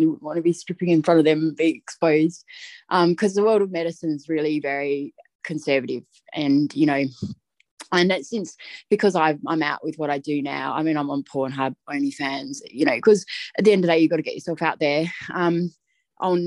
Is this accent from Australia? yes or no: yes; Adelaide, South Australia, Australia; moved away as an adult; now in Orange, Australia; I'm from Adelaide originally. So I went through school, high school and university